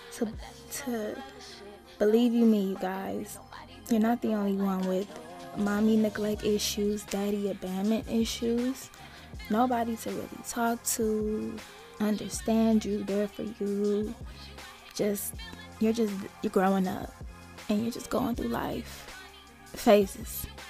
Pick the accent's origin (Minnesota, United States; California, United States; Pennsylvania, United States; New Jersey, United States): California, United States; Los Angeles; moved away as an adult; also born or lived in Arizona / Las Vegas; I grew up in South Central